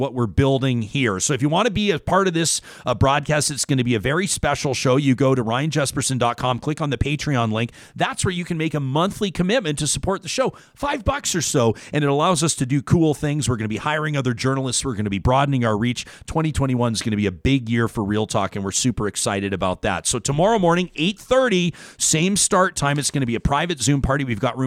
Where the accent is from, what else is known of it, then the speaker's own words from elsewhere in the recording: Calgary, Alberta, Canada; moved away as an adult; now in Edmonton, Canada; I grew up in Calgary, a born and raised Calgary kid. But we've lived in Edmonton.